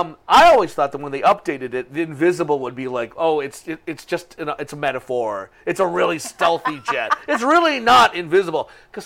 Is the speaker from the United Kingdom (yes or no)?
no; Philippines; I'm a Filipino guy.